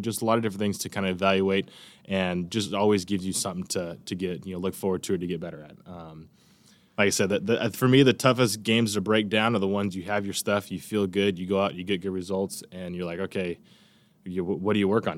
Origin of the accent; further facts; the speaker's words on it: Bakersfield, California, United States; growing up in Bakersfield, there's farms around you everywhere